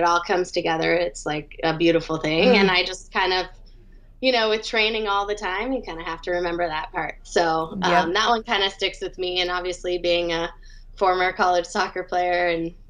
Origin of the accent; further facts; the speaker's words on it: Seattle, Washington, United States; now in Atlanta, United States; I grew up in Seattle, Washington.